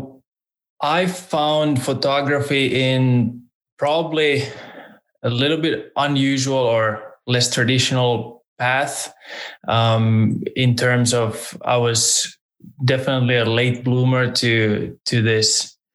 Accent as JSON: {"language": "English", "country": "Finland", "tie": "born or raised there", "also_born_or_lived": "Tallinn, Estonia / United States", "moved": "as an adult", "lives_now": "Norway", "said": "I now live in Norway, but I was raised in Finland, originally born in Tallinn, but I barely spent any time there. I would say I was born and raised in Finland"}